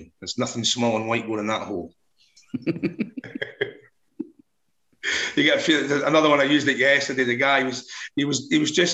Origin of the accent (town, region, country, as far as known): Scotland, United Kingdom